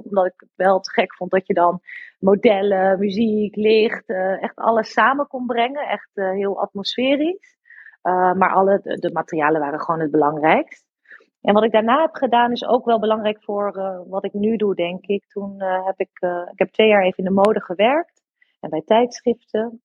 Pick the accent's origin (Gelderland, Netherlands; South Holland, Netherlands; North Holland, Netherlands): Gelderland, Netherlands; Harderwijk; moved away; ik kwam uit Harderwijk